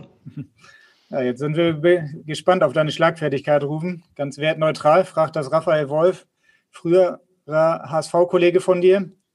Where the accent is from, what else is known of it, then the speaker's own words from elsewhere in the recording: Bad Oldesloe, Schleswig-Holstein, Germany; da ich ja auch gebürtiger Bad Oldesloer bin und beim VfL gespielt habe